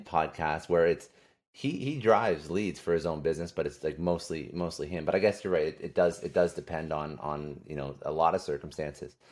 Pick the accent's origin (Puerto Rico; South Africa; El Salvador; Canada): Canada; now in United States; I'm originally from Canada. Uh, now uh, I'm in the States